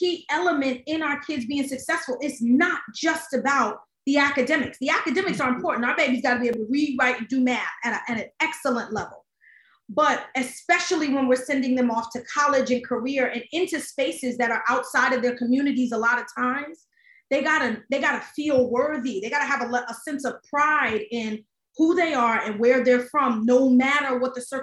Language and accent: English; New York City, New York, United States; I am born and raised in the Bronx, New York. Shout out to High Bridge right by Yankee Stadium.